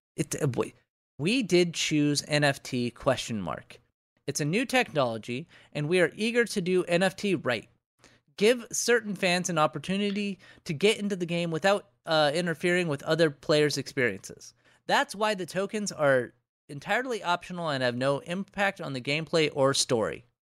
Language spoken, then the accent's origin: English; United States; part of being an American is just having thousands upon thousands of dollars in debt